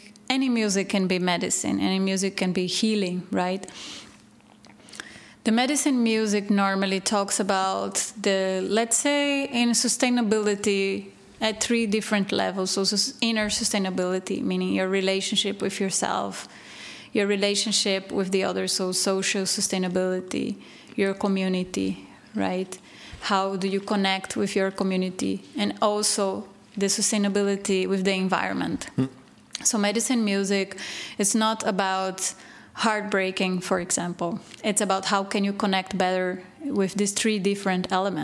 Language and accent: English; Recife, Pernambuco, Brazil; moved away as an adult; also born or lived in Belgium; now in Portugal; I am from Recife, and they have indigenous communities there too.